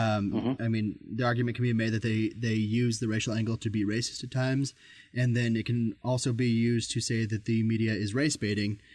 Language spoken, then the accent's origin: English; Albuquerque, New Mexico, United States; I'm from Albuquerque, New Mexico